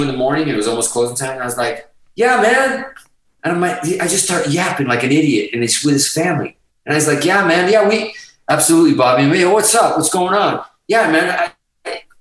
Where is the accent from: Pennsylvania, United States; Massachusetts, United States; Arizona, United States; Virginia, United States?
Massachusetts, United States; Hudson; also born or lived in Azores; being Portuguese at one time was not fucking cool, especially in Hudson, Mass.